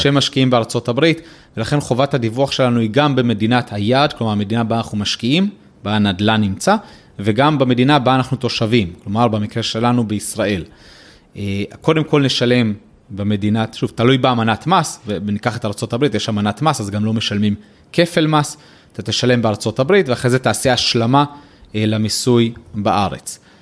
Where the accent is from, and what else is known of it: Israel